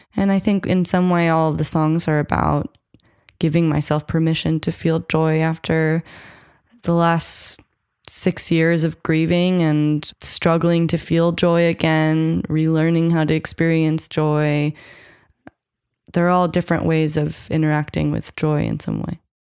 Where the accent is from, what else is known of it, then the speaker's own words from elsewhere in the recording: United States; I grew up American, I'm half white